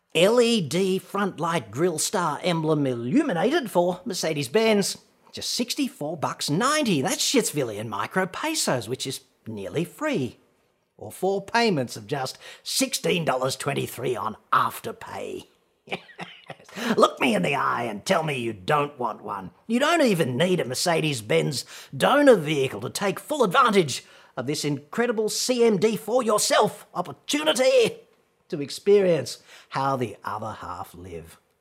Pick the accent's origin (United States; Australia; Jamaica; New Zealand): Australia; accent: Australian; my atrocious Australian accent